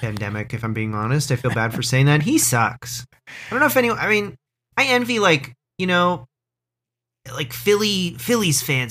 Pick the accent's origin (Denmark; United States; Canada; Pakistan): Canada; Orangeville, Ontario; growing up in Orangeville, Ontario